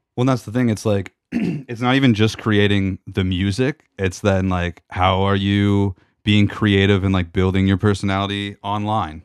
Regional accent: Georgian Bay, Ontario, Canada; I grew up on Georgian Bay

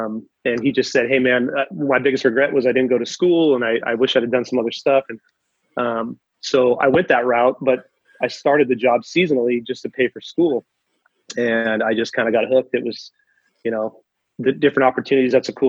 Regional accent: Red Bluff, California, United States; Well, I'm from Red Bluff, California. I've spent my whole life in Northern California.

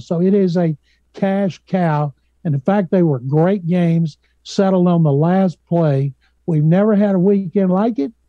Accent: Waco, Texas, United States; I grew up in Waco, 90 miles south of Dallas, 180 miles from Houston

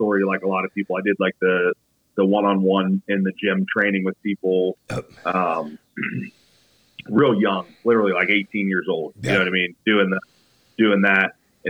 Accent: Ohio, United States; I'm not far from Columbus. It's like a general reference. I use Columbus as a general reference because I live out in the middle of nowhere.

